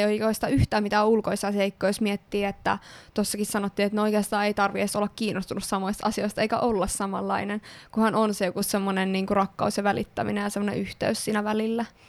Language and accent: Finnish; Kokkola, Central Ostrobothnia, Finland; moved away; Kokkolassa, eli minun kotikaupungissani. Ee, öö, tai siis lapsuuden kotikaupungissani.